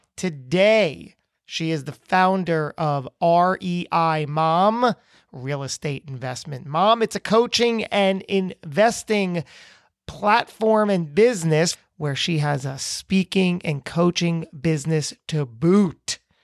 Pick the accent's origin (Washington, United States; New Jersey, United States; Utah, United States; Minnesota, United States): New Jersey, United States; beautiful Trenton, New Jersey, the Great Garden State, my home state that I adore and love